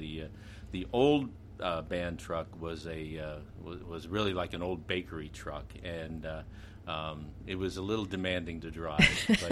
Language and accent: English; Mifflin Park, Pennsylvania, United States; I remember seeing the Ringgold Band when I was little growing up in Mifflin Park